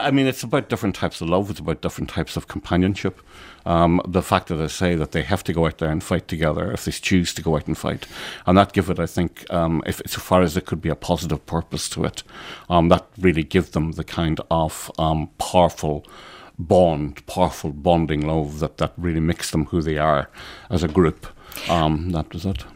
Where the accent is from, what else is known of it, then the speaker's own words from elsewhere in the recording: Ulster, Ireland; as an Irishman from the north of Ireland, as an Ulsterman who is not part of the six counties